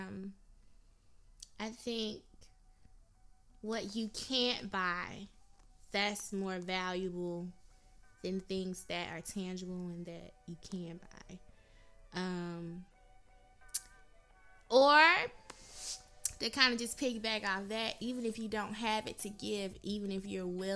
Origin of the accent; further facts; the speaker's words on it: Macon, Georgia, United States; moved away as an adult; now in Atlanta, United States; I'm from Macon, Georgia